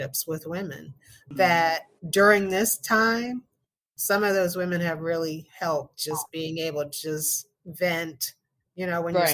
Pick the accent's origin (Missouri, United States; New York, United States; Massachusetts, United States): New York, United States; Hempstead; moved away; I was definitely a New Yorker. I was 18, 19 years old. And I was from Hempstead, New York. I was from Long Island